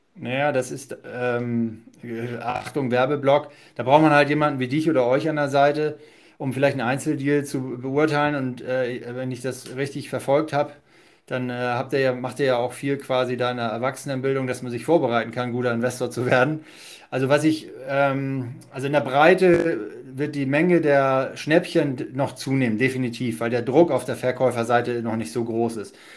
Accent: Hamburg, Germany; Wir kommen ja beide da aus Hamburg

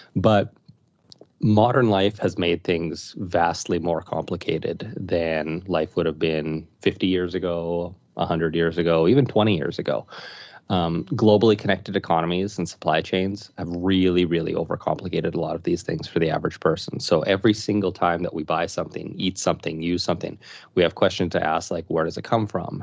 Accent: Saskatoon, Saskatchewan, Canada; was born and raised in Saskatoon

